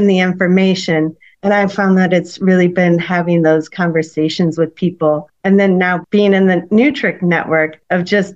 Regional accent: St. Louis, Missouri, United States; growing up in St. Louis, McDonnell Douglas was headquartered here

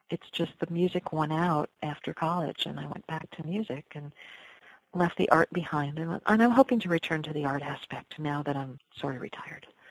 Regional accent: Eastchester, New York, United States; also born or lived in Iowa City, Iowa; now in Pine Plains, United States; I grew up in East Chester, New York

